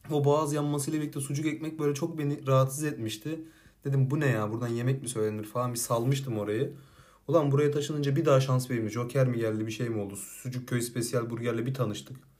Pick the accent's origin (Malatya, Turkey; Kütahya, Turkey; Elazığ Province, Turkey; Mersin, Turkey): Mersin, Turkey; Silifke; moved away; Silifke'de benim bizim oralarda